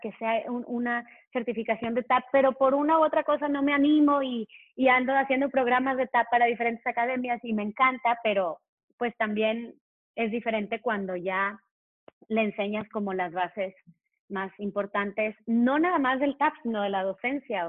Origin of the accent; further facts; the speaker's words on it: Mexico; yo nací, yo nací en México, no nací en Estados Unidos